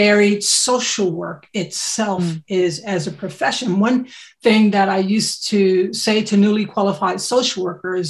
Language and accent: English; United States; accent: American; moved away as an adult; now in United Kingdom; I'm American.